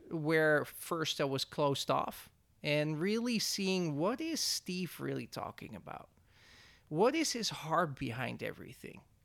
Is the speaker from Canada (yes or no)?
no; Netherlands; moved away as an adult; now in Oroville, United States; I'm from the Netherlands.